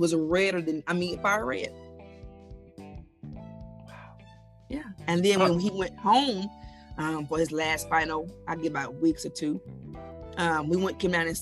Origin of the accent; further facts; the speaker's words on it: Enid, Oklahoma, United States; I'm from Enid, Oklahoma